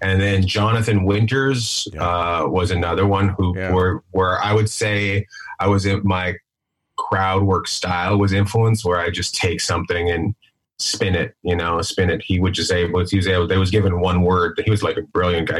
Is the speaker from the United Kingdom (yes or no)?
no; Terrace, British Columbia, Canada; I grew up in Canada. I grew up in uh, northern British Columbia, a place called Terrace, BC